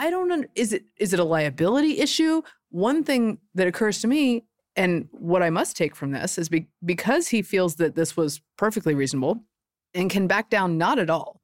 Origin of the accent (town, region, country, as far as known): Butner, North Carolina, United States; born or raised there